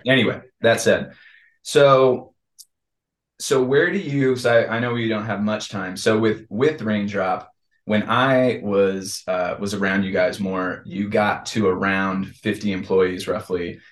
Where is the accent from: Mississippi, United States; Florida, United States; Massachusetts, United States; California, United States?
California, United States; San Diego; I was born in Scripps Ranch